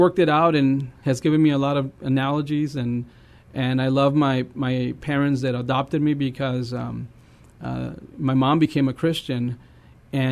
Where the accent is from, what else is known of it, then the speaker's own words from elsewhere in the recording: Eagle Pass, Texas, United States; I'm from Texas. I'm from Eagle Pass.